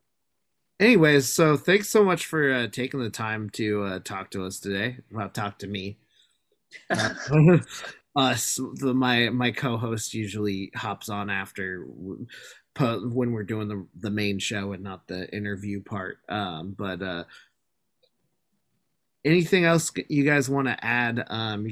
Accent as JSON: {"language": "English", "town": "Seattle", "region": "Washington", "country": "United States", "tie": "born or raised there", "said": "I've lived in Seattle my whole life."}